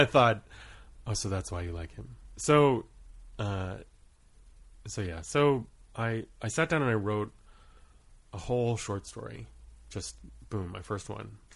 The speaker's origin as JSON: {"language": "English", "area": "Portland", "region": "Maine", "country": "United States", "tie": "born or raised there", "also_born_or_lived": "Rhode Island / Guam / Kauai / Truk", "moved": "as an adult", "said": "starting at age six, I grew up in Maine. And when I left school, for school at the age of 18, we had stayed there for the majority of my childhood"}